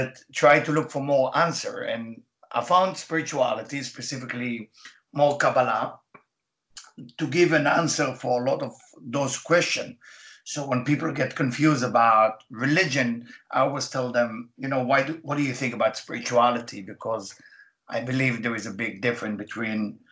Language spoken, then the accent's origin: English; Israel; English is a second language; moved away; as you can hear my accent, I was born in Israel